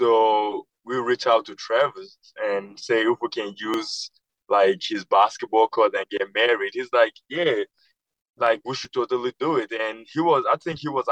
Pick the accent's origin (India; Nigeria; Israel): Nigeria; now in United States; growing up in Nigeria